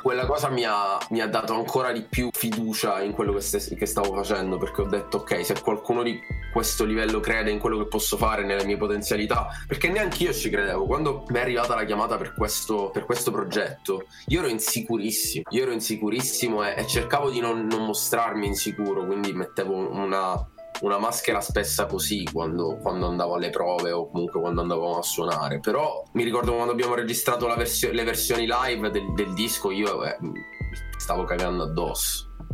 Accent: Italy; accent: Italian; avevo un accento, un accento molto italiano

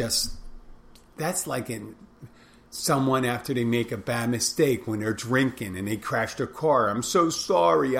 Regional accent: Philadelphia, Pennsylvania, United States; I'm from Philadelphia too, like Will Smith.

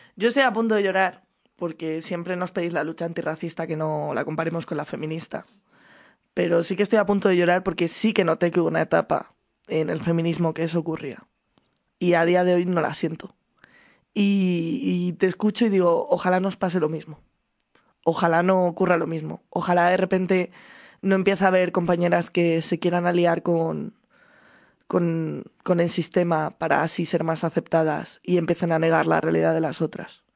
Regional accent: Madrid, Community of Madrid, Spain; Yo soy de Aluche. Mi crecimiento fue en Aluche.

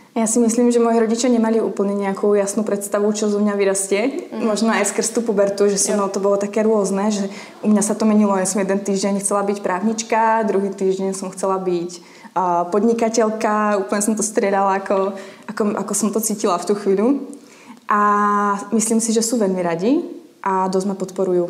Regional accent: Slovakia; moved away as an adult; now in Prague, Czechia; som holka z dediny, mm-hmm. 1500 obyvateľov

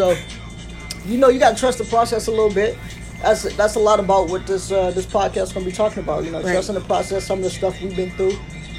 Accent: Detroit, Michigan, United States; I grew up on Detroit's east side. Lived there all the way up into high school, where I got in a little bit of trouble. Ended up moving to the west side.

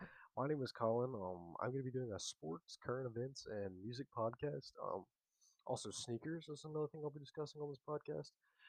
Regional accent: North Carolina, United States; I'm from North Carolina

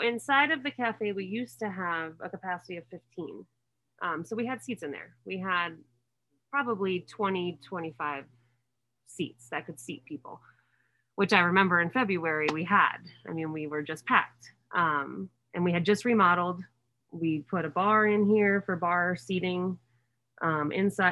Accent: Indian Hills, Colorado, United States; I am from Indian Hills originally

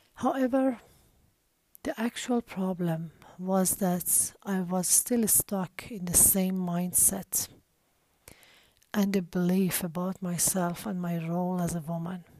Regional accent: Iran; I was born and raised in Iran

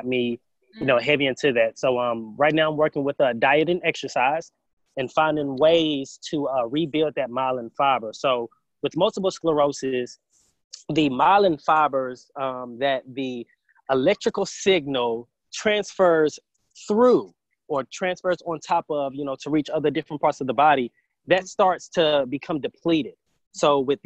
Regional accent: Huntsville, Alabama, United States; also born or lived in Triana, Alabama; I was definitely raised here in Huntsville, went to elementary school all the way through college

